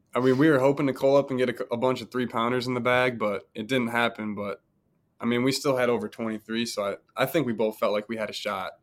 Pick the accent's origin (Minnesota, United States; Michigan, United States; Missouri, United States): Michigan, United States; Grand Rapids; I'm from Grand Rapids